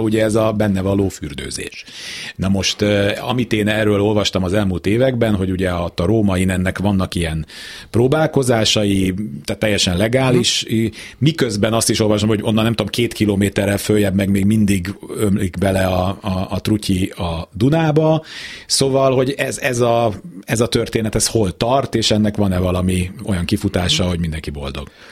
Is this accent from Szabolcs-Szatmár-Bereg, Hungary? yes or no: no; Budapest, Hungary; én a Bemraparton nőttem föl, mi gyerekkoromban annyira progresszívek voltunk, hogy még pecáztunk is